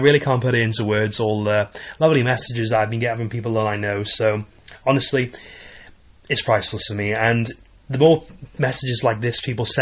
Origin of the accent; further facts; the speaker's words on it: Wales, United Kingdom; I was born in Wales